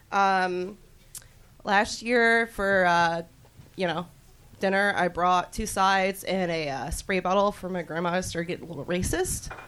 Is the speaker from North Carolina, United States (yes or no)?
yes; North Carolina, United States; Uh, no, I came here from North Carolina.